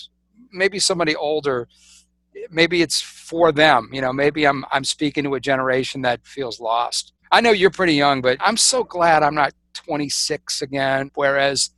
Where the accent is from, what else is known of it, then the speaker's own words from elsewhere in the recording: South Louisiana, United States; I'm really the black sheep of the family because in South Louisiana, I'm supposed to be, you know, living in a house, working in the family business